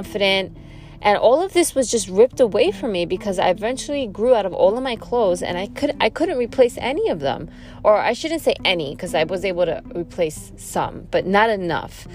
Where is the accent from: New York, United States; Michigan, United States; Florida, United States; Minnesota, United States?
New York, United States; New York City; I'm born and raised in New York City. I come from a town called Flushing, Queens